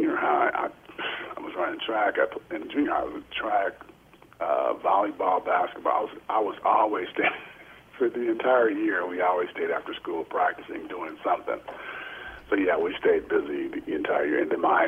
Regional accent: Lansing, Michigan, United States; I am originally from Lansing, Michigan, and graduated from Everett High School

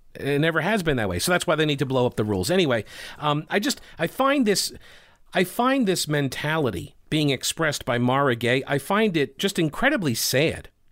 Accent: Long Island, New York, United States; moved away; I'm from Long Island, okay? I've, I go back, I try to go back uh, pretty regularly, like once a year

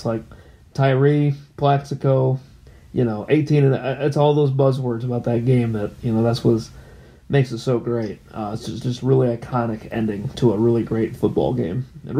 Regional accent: California, United States; born there; honestly, I was born in California, so I kind of used that to kind of justify, you know, why aren't you a Lions fan?

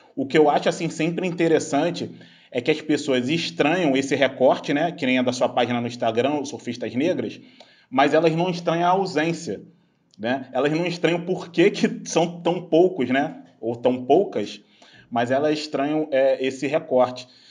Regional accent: Baixada Fluminense, Rio de Janeiro, Brazil; eu cresci na Baixada Fluminense

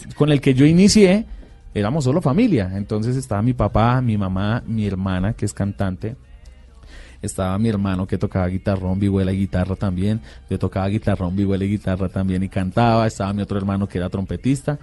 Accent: Bucaramanga, Santander, Colombia; De Bucaramanga. Todos somos de Bucaramanga.

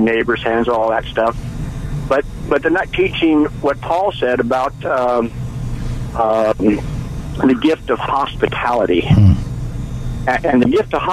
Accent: Bay Area, California, United States; I grew up in the Bay Area, grew up in a real large church

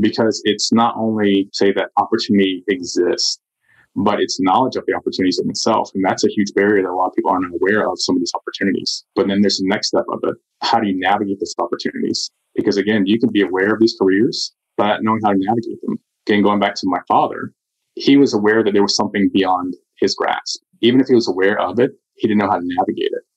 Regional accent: Southern DeKalb County, Georgia, United States; I grew up in Southern DeKalb County

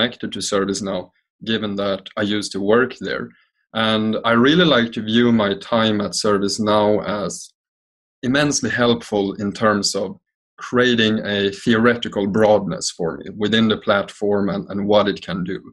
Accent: Sweden; now in Amsterdam, Netherlands; I am originally from Sweden, I'm currently patching in here from Amsterdam, where I live.

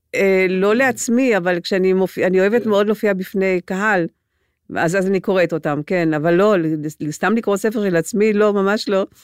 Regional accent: Gedera, Central District, Israel; Hebrew is a second language; also born or lived in Transylvania, Romania; אני גדלתי בגדרה

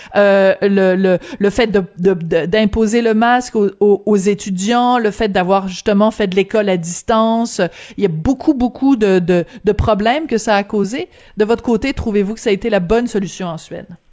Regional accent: Quebec, Canada; chez nous au Québec

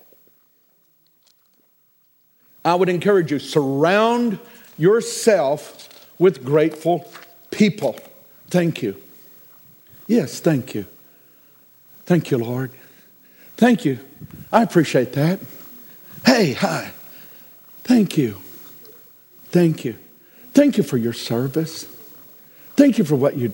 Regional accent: United States; I am an American

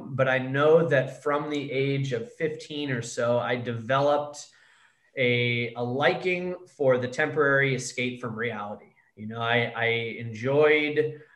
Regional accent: Connecticut, United States; now in San Diego, United States; I grew up with parents that were very well off in Connecticut.

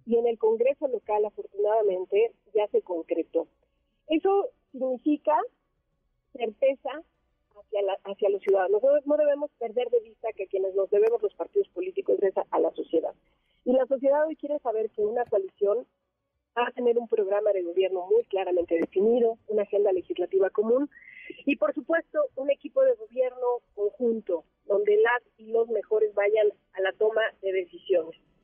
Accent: Mexico; somos los mexicanos

